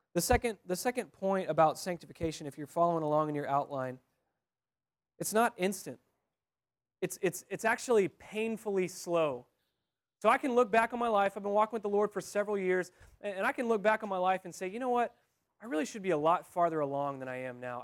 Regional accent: Texas, United States; I'm from Texas

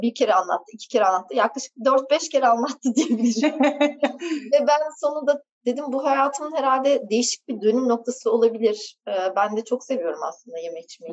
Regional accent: Ankara, Turkey; moved away as an adult; also born or lived in England / Istanbul; Doğma büyüme Ankaralıyım.

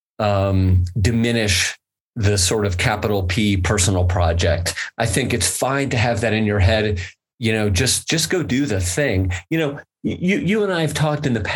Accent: United States; as an American capitalist

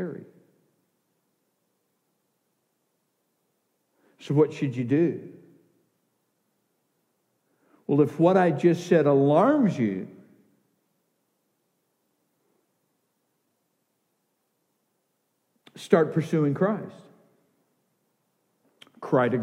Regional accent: the South, United States; I grew up in the South.

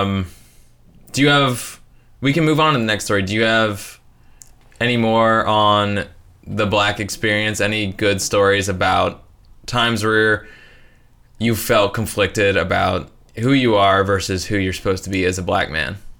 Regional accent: northern Indiana, United States

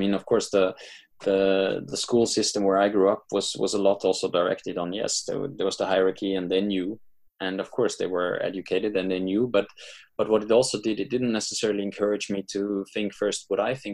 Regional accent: Austria; moved away; I'm from Austria originally

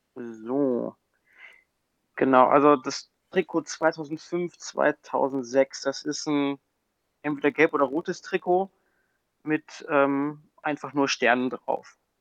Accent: Düsseldorf, North Rhine-Westphalia, Germany; moved away; als geborener Düsseldorfer

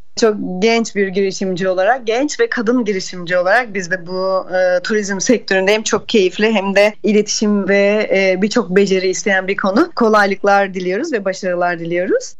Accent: Aegean Region, Turkey; bir Ege'li olarak ben

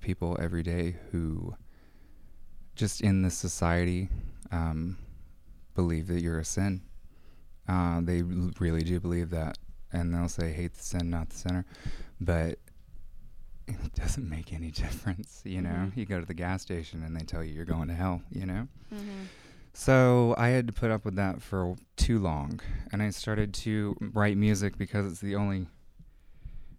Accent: Charlotte, North Carolina, United States; moved away as an adult; now in Austin, United States; I'm from Charlotte

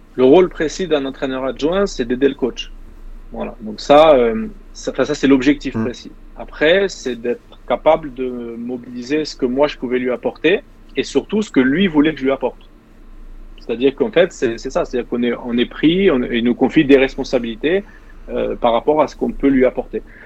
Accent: Caen, Normandy, France; moved away as an adult; also born or lived in Nice; le club qui était en bas de chez moi à Caen

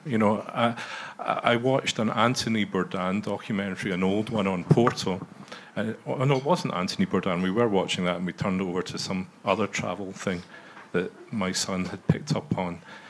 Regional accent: outside Glasgow, Scotland, United Kingdom; as a young kid sort of growing up outside Glasgow

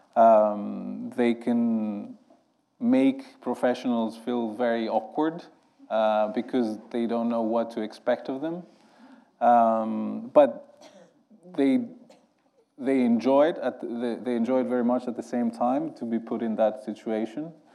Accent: Greece; I grew up in Greece

